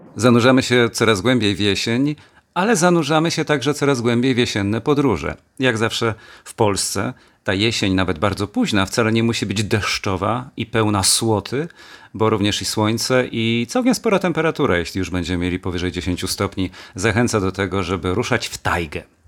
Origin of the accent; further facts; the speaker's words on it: Kielce, Świętokrzyskie Voivodeship, Poland; moved away as an adult; also born or lived in Gliwice, Poland; będąc najpierw w Kielcach jako kielczanin